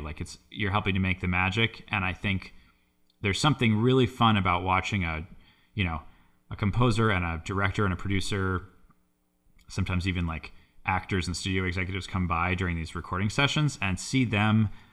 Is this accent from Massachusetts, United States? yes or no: yes; Boston, Massachusetts, United States; I grew up in the Boston area